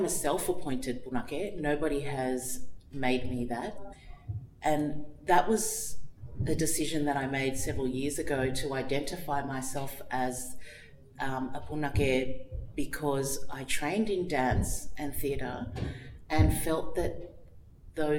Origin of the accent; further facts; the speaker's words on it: Australia; a Tongan who was born in Australia and lives in Australia